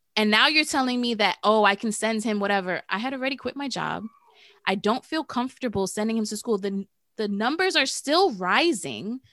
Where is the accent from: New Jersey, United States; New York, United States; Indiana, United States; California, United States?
New York, United States; New York City; We're from the Bronx